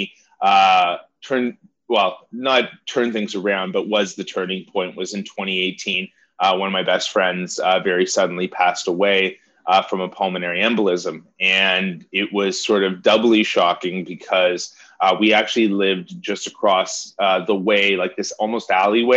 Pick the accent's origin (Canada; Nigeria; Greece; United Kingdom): Canada; Toronto, Ontario; I grew up here in Toronto